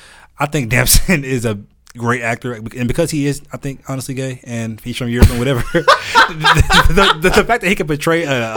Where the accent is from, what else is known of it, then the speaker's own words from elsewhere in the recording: Douglasville, Georgia, United States; I'm from Deville. Hey, I'm from Douglasville.